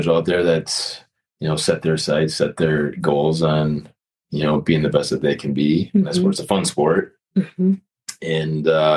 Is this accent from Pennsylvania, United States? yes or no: no; Rochester, Minnesota, United States; I'm actually from Rochester